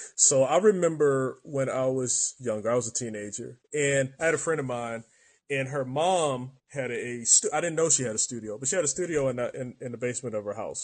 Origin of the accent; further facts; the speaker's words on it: Baltimore, Maryland, United States; now in San Diego, United States; I'm from Maryland